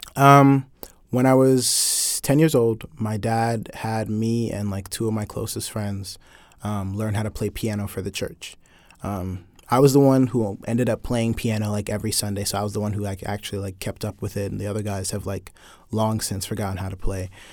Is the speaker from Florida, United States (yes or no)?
no; Atlanta, Georgia, United States; I'm more from Atlanta than you're from Atlanta